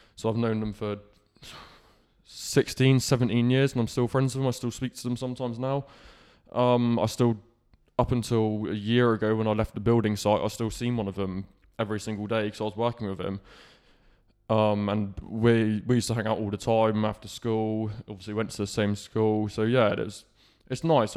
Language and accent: English; Falmouth, South West England, United Kingdom; I was born in Cornwall, and I, my life started in Falmouth. So, I grew up in Falmouth